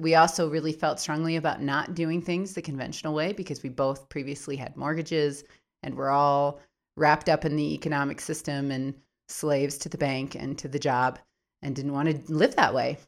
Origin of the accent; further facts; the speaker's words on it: Minneapolis, Minnesota, United States; moved away as an adult; also born or lived in Baltimore, Maryland; now in New Mexico, United States; I was born in Minneapolis when I was about seven years old. We moved back to Baltimore, Maryland, where my mom was from, and then back to Minneapolis when I was about thirteen. I've been there most of my life